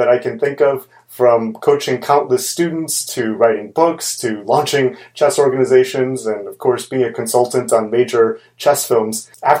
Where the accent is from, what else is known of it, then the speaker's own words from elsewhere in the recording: Chicago, Illinois, United States; Originally from Chicago, and I still am in Chicago.